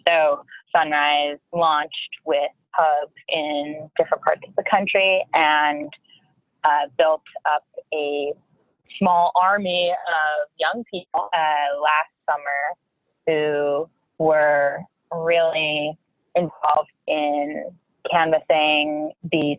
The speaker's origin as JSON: {"language": "English", "town": "Boston", "region": "Massachusetts", "country": "United States", "tie": "born or raised there", "also_born_or_lived": "California", "moved": "as an adult", "lives_now": "New York City, United States", "said": "I grew up in Boston and went to school in California and now live in New York City"}